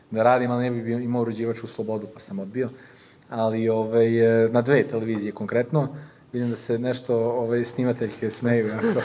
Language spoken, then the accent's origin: Croatian; Subotica, Vojvodina, Serbia; also born or lived in Canada; now in Belgrade, Serbia; ja kad sam došao ovde, ja bukvalno nikog nisam znao u Beogradu. Ja sam iz Subotice, znači Beograd nikad nisam živeo, došao sam ovde